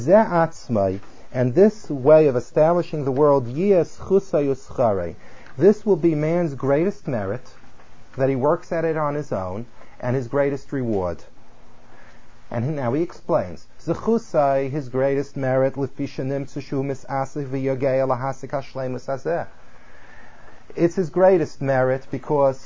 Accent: California, United States; I come from California

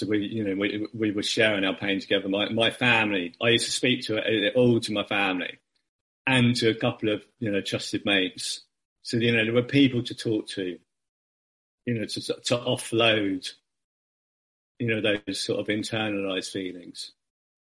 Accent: United Kingdom; as a Brit

